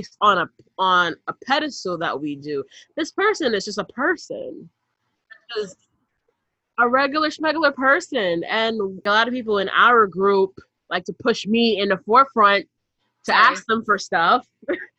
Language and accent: English; New York City, New York, United States; we're not from Manhattan, we're from the other boroughs.